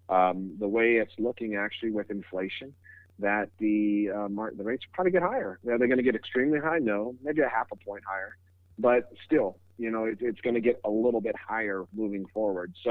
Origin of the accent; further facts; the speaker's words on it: California, United States; I, I come from the Bay Area and I moved out here and I kept my phone number.